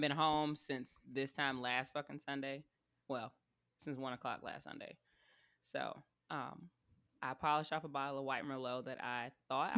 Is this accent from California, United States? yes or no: no; South Carolina, United States; moved away as an adult; now in Tampa, United States; I'm from South Carolina. We're an inland little area for the most part